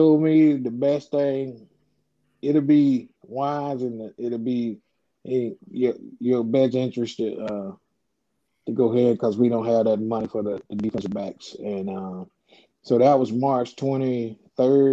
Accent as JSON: {"language": "English", "area": "30 minutes outside Tampa", "region": "Florida", "country": "United States", "tie": "born or raised there", "said": "Tampa was close to home for me, you know, 30 minutes outside of my hometown"}